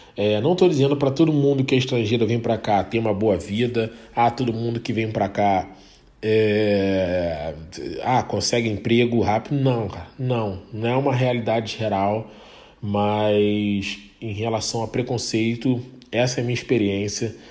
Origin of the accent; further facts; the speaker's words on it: Baixada Fluminense, Rio de Janeiro, Brazil; moved away as an adult; eu vim da Baixada Fluminense, né? Vim do Rio, de Rio de Janeiro, Baixada Fluminense